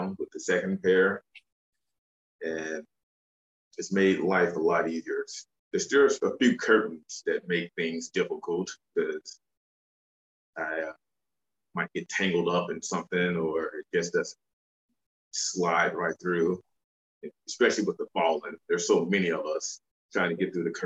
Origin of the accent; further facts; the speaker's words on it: Memphis, Tennessee, United States; I grew up in the Mecca of Mid-South wrestling. So I spent my young childhood going to the Mid-South Coliseum, watching all the Memphis legends